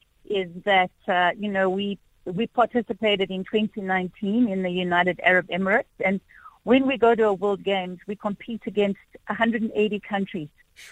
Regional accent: South Africa

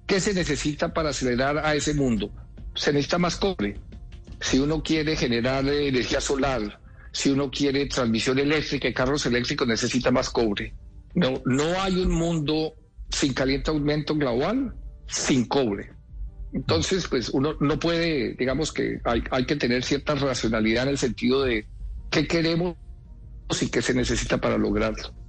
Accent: Colombia; Yo como colombiano

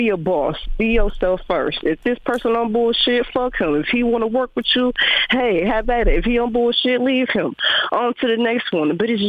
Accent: Milwaukee, Wisconsin, United States; also born or lived in Barbados; I'm from Milwaukee, Wisconsin, and I'm moving to Florida soon.

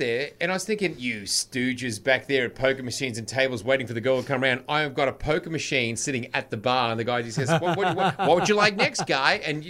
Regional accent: Australia; also born or lived in Los Angeles; I'm an Aussie

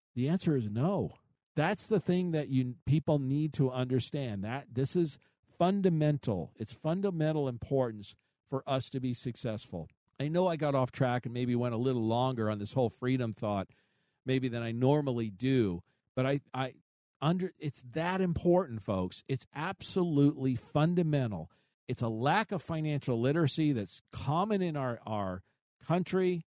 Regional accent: United States; I was born here. I'm a, I'm, I'm an American

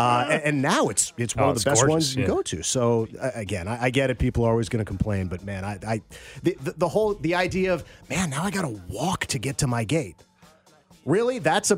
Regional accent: West Coast, United States; also born or lived in Chicago, Illinois; I was born in Chicago, but I lived there for a year, and I've been in most of my life on the West Coast and a little bit on the East Coast.

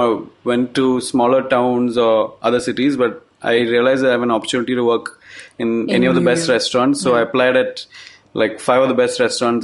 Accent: Kochi, Kerala, India; So I grew up in Kerala in Cochin

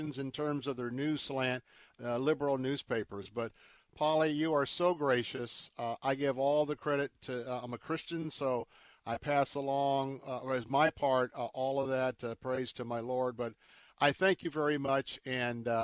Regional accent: Tampa, Florida, United States; I was born and raised right here in Tampa, Florida

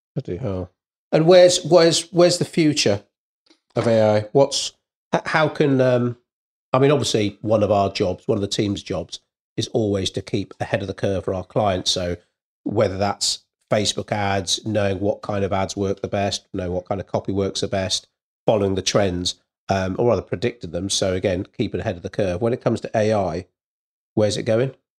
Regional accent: Wales, United Kingdom; being Welsh

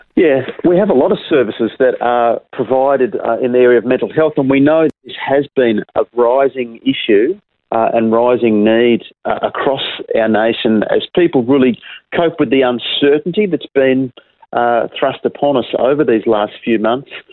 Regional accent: Perth, Western Australia, Australia; also born or lived in Wewak, Papua New Guinea; while we were growing up in Perth

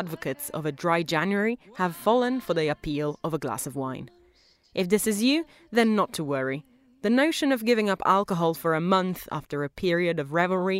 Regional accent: Italy; I am from Italy

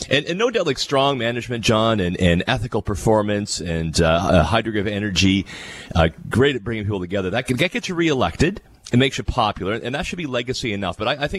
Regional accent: West Lincoln, Ontario, Canada; my hometown in West Lincoln.

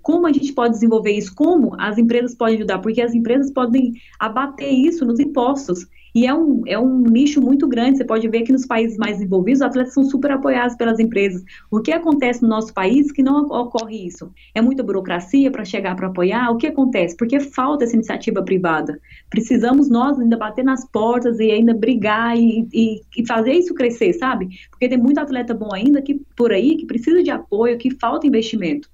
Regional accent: Goianésia, Goiás, Brazil; Eu sou do interior de Goiás, de Goianésia

